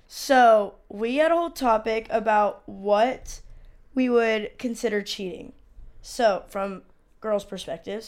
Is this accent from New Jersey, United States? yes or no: no; San Diego, California, United States; I'm from San Diego, uh, but my but I'm Mexican